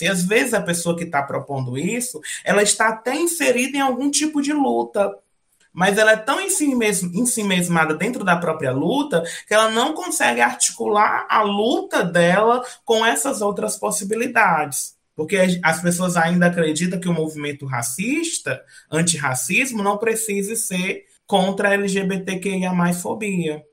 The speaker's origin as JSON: {"language": "Portuguese", "region": "Northeast Brazil", "country": "Brazil", "said": "eu sou nordestina, aqui no Nordeste vira e mexe a gente fala um ditado"}